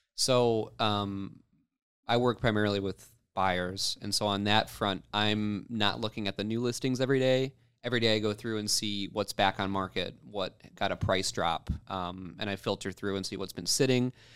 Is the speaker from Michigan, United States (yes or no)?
yes; Rogers City, Michigan, United States; Roger City, Michigan is where I grew up